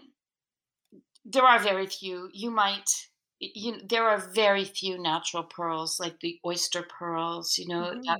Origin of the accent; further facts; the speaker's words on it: the Maritimes, Canada; now in Quebec, Canada; I grew up in the Maritimes